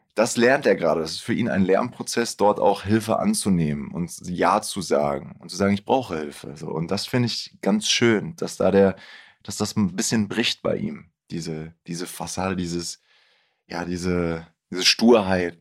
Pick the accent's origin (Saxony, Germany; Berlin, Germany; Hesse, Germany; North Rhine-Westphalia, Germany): North Rhine-Westphalia, Germany; Bielefeld; ich bin ja auch in Bielefeld aufgewachsen